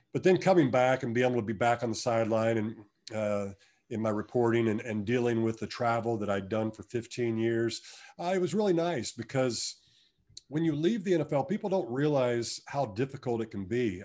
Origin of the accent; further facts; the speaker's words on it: Wichita, Kansas, United States; I'm from Wichita, ho, home state, uh, hometown boy